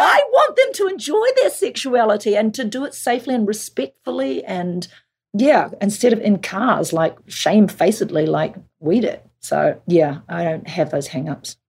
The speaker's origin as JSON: {"language": "English", "region": "Auckland", "country": "New Zealand", "tie": "born or raised there", "moved": "yes", "said": "let's make it in my hometown because I'm excited to bring people to Auckland"}